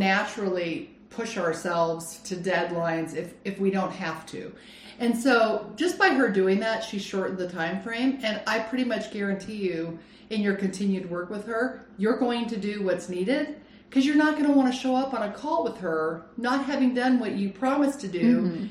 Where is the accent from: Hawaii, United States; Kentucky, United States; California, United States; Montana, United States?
California, United States; Lake Arrowhead; also born or lived in Phoenix, Arizona / Scotland; now in Arizona, United States; I grew up in California, I grew up on Lake Arrowhead